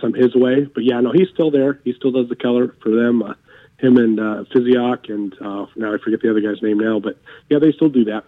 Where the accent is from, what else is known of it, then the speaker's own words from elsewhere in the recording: Wyoming, United States; I'm originally from Wyoming, so when I was a little kid, um, grew up a Denver Broncos fan